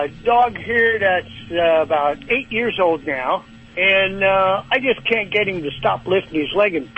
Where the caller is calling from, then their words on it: Wildomar, California, United States; Wildomar is the name of the town, a small town. Halfway between L.A. and San Diego.